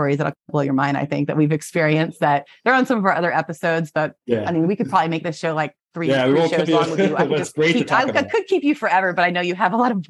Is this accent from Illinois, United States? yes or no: no; Florida, United States; I grew up in Florida